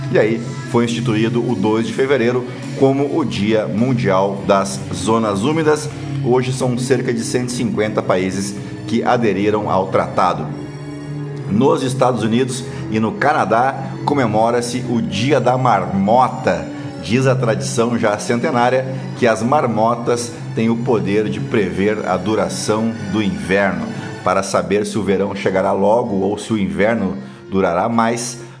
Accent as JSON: {"language": "Portuguese", "town": "Canoas", "region": "Rio Grande do Sul", "country": "Brazil", "tie": "born or raised there", "said": "como a minha Canoas, minha terra natal"}